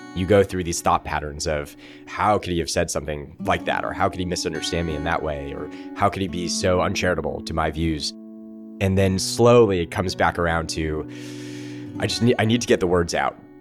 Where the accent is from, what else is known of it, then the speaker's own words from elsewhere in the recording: Los Angeles, California, United States; I grew up in Encino, California.